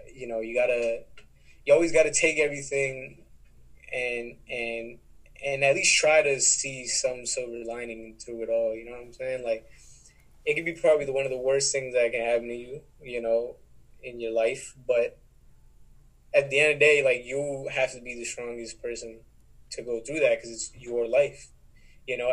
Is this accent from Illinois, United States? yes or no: no; New York, United States; also born or lived in Texas; I've been here since I was seven